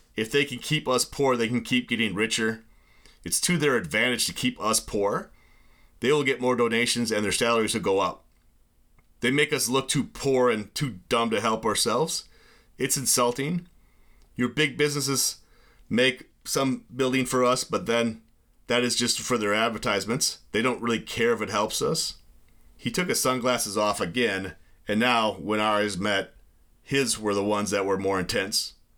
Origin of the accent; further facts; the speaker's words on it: United States; I'm from the U S. I'm a teacher, but not with an organization